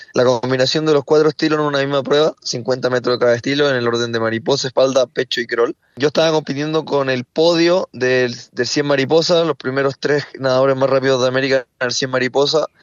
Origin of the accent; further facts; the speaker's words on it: Chile; aquí en mi país